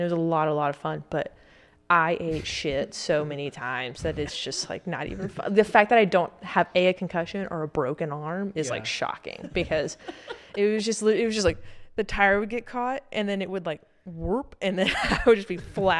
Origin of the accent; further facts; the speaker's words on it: Alabama, United States; Like, obviously, I'm from Alabama.